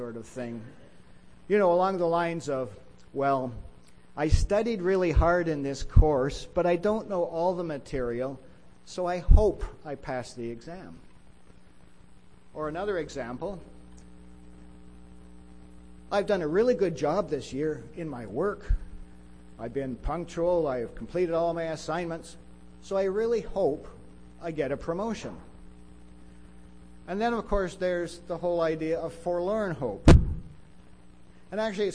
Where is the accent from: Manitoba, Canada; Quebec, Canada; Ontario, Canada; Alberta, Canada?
Manitoba, Canada; Winnipeg; I grew up in Winnipeg, and it's a great city